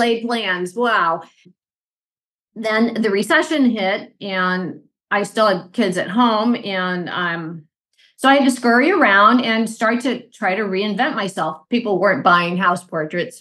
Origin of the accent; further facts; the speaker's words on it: St. Louis, Missouri, United States; I am from St. Louis, Missouri